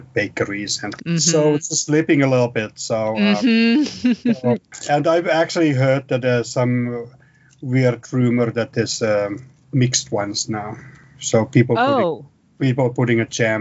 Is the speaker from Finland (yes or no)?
yes; Finland; English is a second language; now in United States; I grew up in Finland